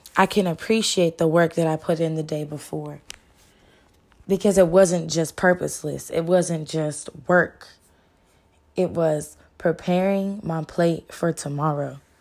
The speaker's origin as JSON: {"language": "English", "region": "Texas", "country": "United States", "said": "I'm from the Lone Star State, where everything is bigger and better in Texas."}